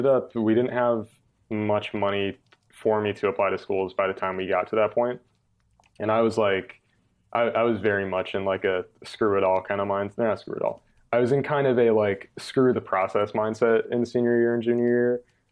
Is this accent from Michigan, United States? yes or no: no; New York, United States; I've learned from being in the South that I'm definitely a New Yorker. And I'm definitely like a Northeasterner.